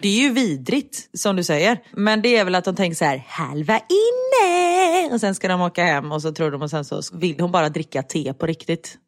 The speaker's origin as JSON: {"language": "Swedish", "town": "Gothenburg", "region": "Västra Götaland", "country": "Sweden", "accent": "göteborgska", "said": "i radion så liksom pratar jag mer göteborgska"}